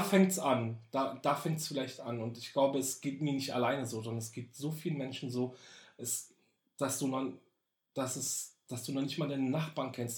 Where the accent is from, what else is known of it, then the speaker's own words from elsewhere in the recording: Berlin, Germany; Also ich bin ja in Berlin geboren. Ich bin tatsächlich ein waschechter Berliner. Ja, Berlin geboren, raised and born in Berlin